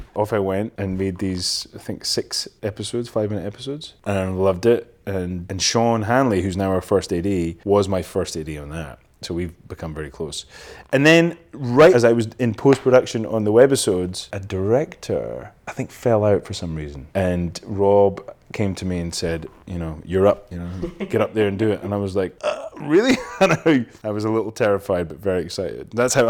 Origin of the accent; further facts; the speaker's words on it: Elgin, Scotland, United Kingdom; Elgin is like funny. It's a funny little town and I love it now, but at the time I couldn't wait to get away from